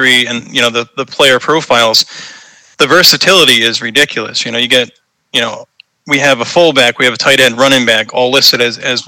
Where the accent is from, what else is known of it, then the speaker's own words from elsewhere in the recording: Boston, Massachusetts, United States; accent: Boston; growing up in New England, Boston area